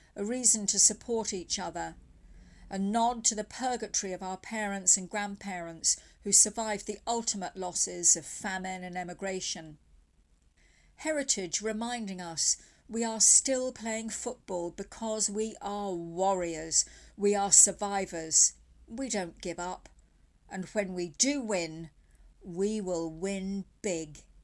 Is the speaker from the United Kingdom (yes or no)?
yes; England, United Kingdom; also born or lived in County Mayo, Ireland (ancestry); now in Killala, Ireland; I grew up in England under the pejorative label plastic paddy